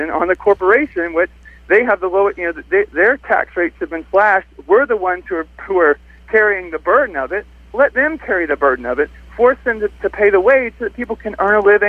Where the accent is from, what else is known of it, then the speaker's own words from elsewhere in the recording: South Carolina, United States; I'm from South Carolina.